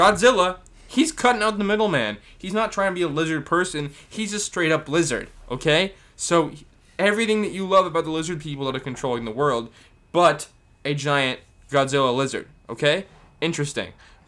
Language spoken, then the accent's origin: English; Maine, United States; If I was from, Maine, I am from Maine.